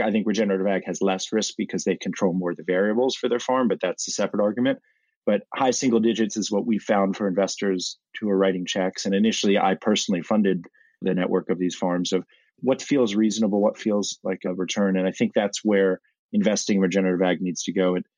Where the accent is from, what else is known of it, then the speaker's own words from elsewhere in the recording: Washington, District of Columbia, United States; I grew up in Washington, D.C one generation off the farm like many